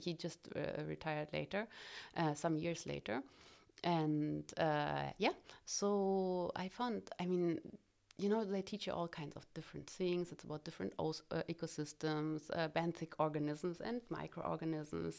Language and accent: English; Cottbus, Brandenburg, Germany; I was born in Cottbus